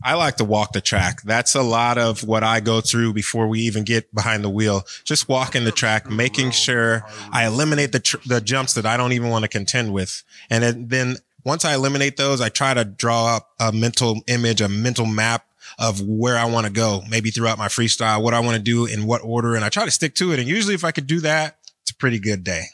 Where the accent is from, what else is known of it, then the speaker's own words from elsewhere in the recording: Cleveland, Ohio, United States; now in Florida, United States; I've actually lived in Florida longer than I was born and raised in Cleveland